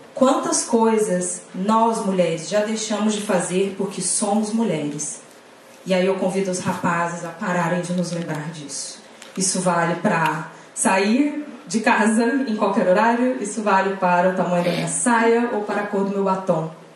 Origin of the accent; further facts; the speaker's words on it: Pernambuco, Brazil; now in Salvador, Brazil; moro em Salvador, mas sou pernambucana